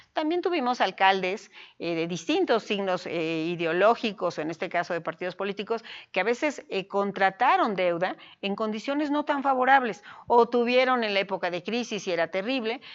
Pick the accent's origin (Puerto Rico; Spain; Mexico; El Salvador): Mexico; Puebla; Amo a mi tierra, sin duda amo a Puebla, amo al Estado y soy una mexicana